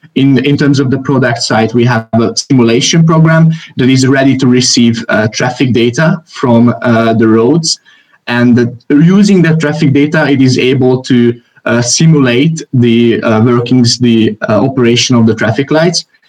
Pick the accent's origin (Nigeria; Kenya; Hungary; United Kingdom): Hungary; I am from Hungary.